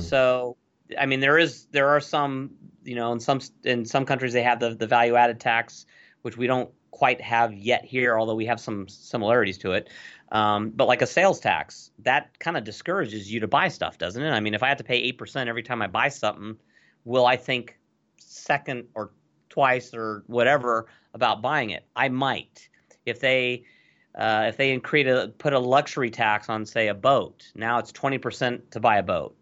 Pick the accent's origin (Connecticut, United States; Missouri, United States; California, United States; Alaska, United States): California, United States; Los Angeles; I grew up in Los Angeles in the eighties. So I was a Valley dude. I actually grew up in the San Fernando Valley.